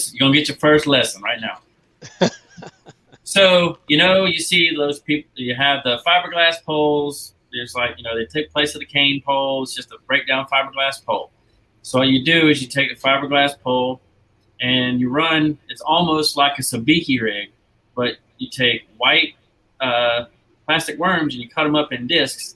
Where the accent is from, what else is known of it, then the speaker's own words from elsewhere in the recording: Florida, United States; now in Alabama, United States; So I grew up in Florida